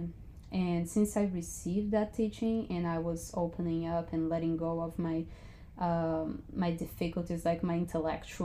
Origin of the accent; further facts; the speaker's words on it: Brazil; I am from Brazil and I'm 29